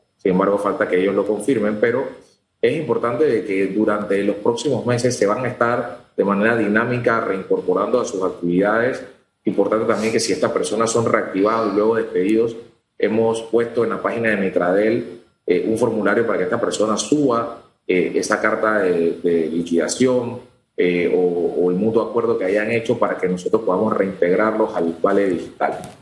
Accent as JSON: {"language": "Spanish", "country": "Panama", "said": "nosotros como panameños"}